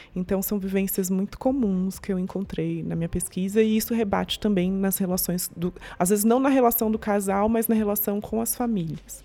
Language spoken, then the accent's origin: Portuguese; interior of São Paulo, Brazil; Eu sou do interior de São Paulo, todo mundo era branco, vivia num mundo muito branco